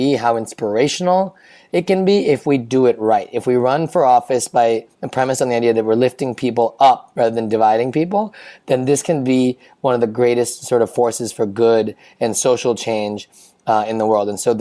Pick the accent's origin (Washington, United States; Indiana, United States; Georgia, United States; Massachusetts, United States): Indiana, United States; also born or lived in California; now in New York City, United States; I grew up in Indiana